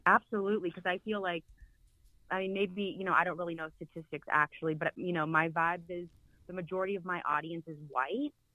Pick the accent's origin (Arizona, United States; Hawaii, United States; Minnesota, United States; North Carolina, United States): North Carolina, United States; Charlotte; moved away; I'm born and raised in Charlotte